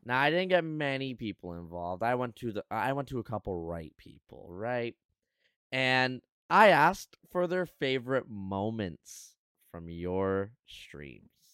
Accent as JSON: {"language": "English", "country": "Canada", "said": "as a Canadian"}